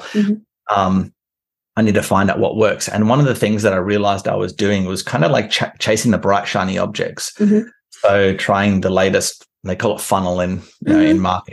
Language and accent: English; Canberra, Australian Capital Territory, Australia; moved away as an adult; where I'm from is from Canberra, which is kind of like Washington, D.C.